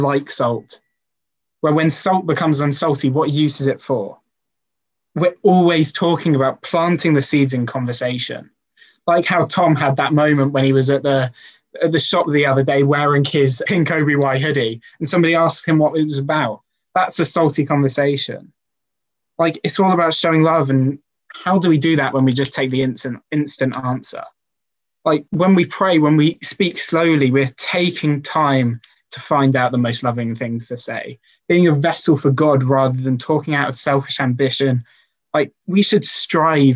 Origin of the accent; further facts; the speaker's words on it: Welsh, Wales, United Kingdom; as a Welshman